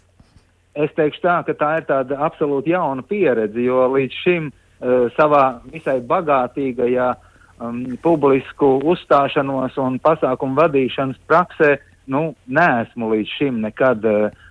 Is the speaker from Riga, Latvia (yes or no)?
yes; Riga, Latvia; es esmu dzimis un audzis Rīdznieks